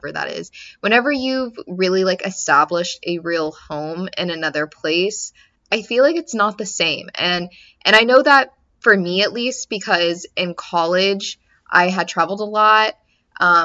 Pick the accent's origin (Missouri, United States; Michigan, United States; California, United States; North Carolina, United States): Missouri, United States; Kansas City; born or raised there; moved away as an adult